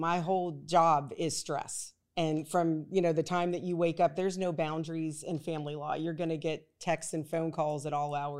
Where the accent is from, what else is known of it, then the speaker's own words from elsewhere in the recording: Pittsburgh, Pennsylvania, United States; now in New Orleans, United States; Originally from Pittsburgh, Pennsylvania. I am a transplant to New Orleans.